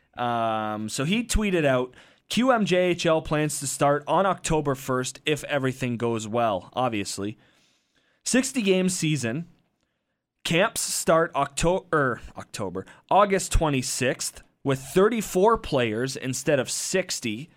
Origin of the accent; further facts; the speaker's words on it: Windsor, Ontario, Canada; I grew up in Windsor